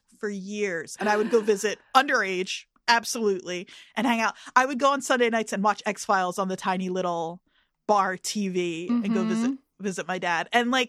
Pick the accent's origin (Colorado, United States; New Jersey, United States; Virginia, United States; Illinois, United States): New Jersey, United States; growing up in Jersey